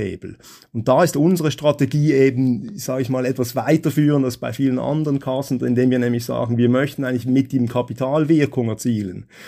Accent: Switzerland; bei uns in der Schweiz

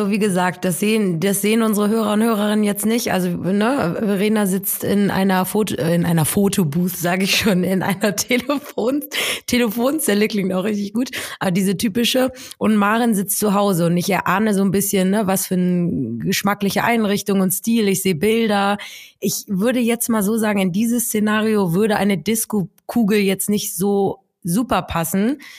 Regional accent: Hamburg, Germany; jetzt bin ja auch Hamburgerin

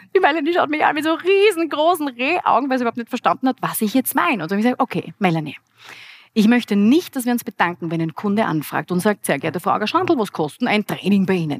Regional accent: Graz, Styria, Austria; Ich bin eine Grazerin und hier in Graz geboren

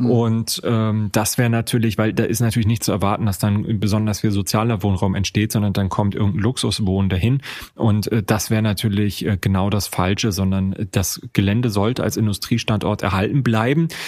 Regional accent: Rostock, Mecklenburg-Vorpommern, Germany; in meiner Heimatstadt Rostock ist genau das eben auch der Fall.

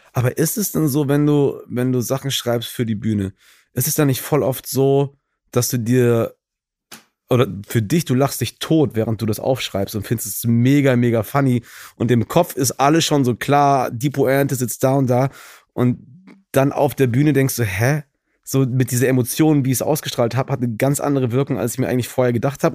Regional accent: Gießen, Hesse, Germany; moved away as an adult; also born or lived in Düsseldorf; now in Cologne, Germany; ich bin ja in Gießen groß geworden

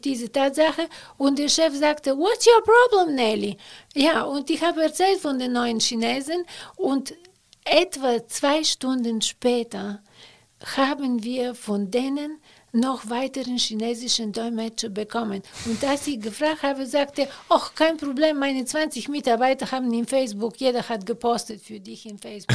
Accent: Bulgaria; German is a second language; moved away as an adult; now in Cologne, Germany; dass ich aus Bulgarien komme

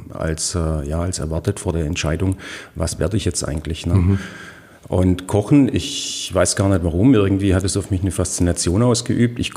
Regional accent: Heilbronn, Baden-Württemberg, Germany; Ich bin geboren 1982 eigentlich in der Stadt Heilbronn, aufgewachsen aber auf dem Dorf, also in Kirchhausen, was

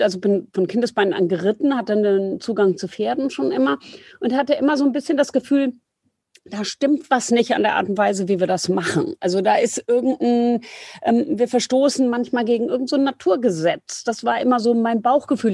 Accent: near Frankfurt am Main, Hesse, Germany; ich bin bei Tomburg bei Frankfurt am Main aufgewachsen

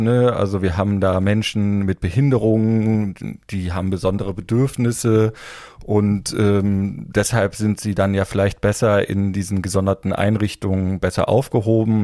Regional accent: area around Kassel, Hesse, Germany; ich komme äh, aus dem Umland von Kassel

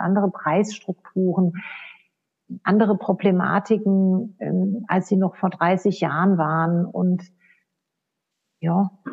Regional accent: Odenwald, Hesse, Germany; also born or lived in United States; now in Austria; ich komme selbst aus, aus dem Odenwald

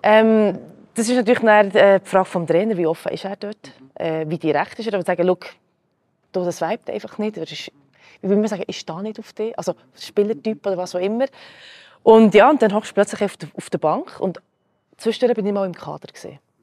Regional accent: Switzerland; first language Croatian; hier geboren, hier aufgewachsen

